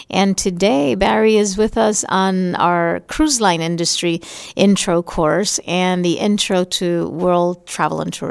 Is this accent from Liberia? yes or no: yes; Liberia; now in St. Cloud, United States